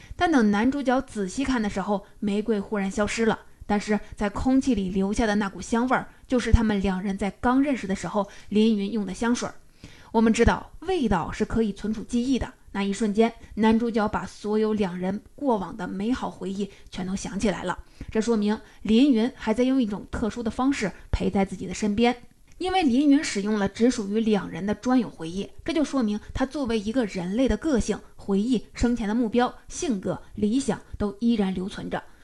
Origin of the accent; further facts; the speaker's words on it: China; 我们中国人